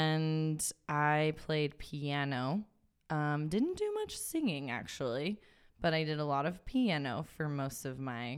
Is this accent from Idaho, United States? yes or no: yes; Idaho, United States; And then since I was from Idaho, I ended up coming back and being a student at Northwest Nazarene University, which is here in Nampa.